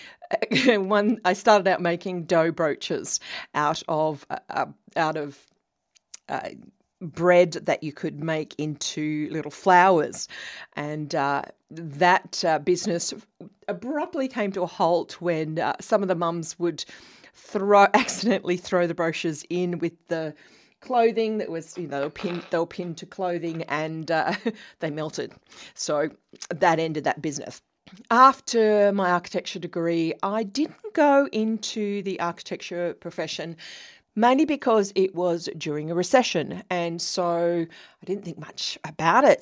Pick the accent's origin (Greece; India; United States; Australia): Australia; New South Wales; accent: Australian; also born or lived in London, United Kingdom / Sydney, Australia; I was born in the 60s in a little New South Wales, Australia country town, uh, about four hours' drive from Sydney